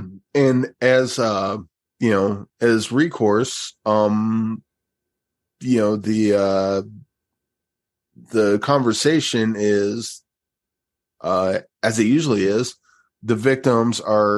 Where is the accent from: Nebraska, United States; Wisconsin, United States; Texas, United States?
Nebraska, United States; Bellevue; I grew up in Bellevue, Nebraska.